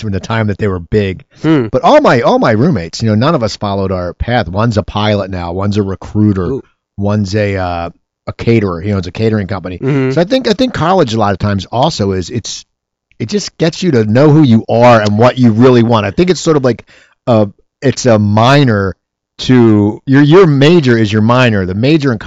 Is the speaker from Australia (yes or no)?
no; Philadelphia, Pennsylvania, United States; I'm a Philadelphia guy